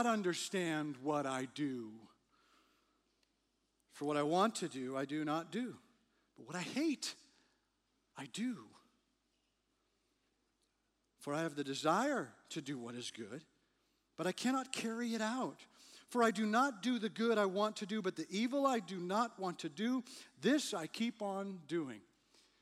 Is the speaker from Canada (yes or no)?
yes; Canada; moved away; I grew up in Canada, spent a lot of time trying to drive on ice